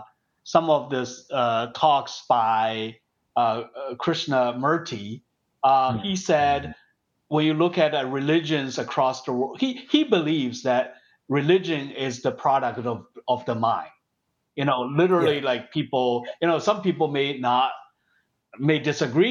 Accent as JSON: {"language": "English", "country": "China", "tie": "born or raised there", "moved": "yes", "said": "when I grew up in China"}